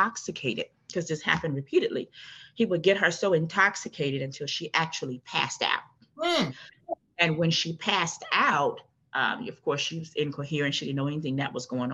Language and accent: English; New Orleans, Louisiana, United States; also born or lived in Prairieville, Louisiana; I am originally from New Orleans, born and raised in New Orleans.